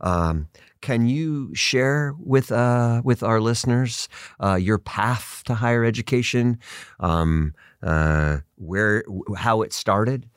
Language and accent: English; California, United States; growing up in California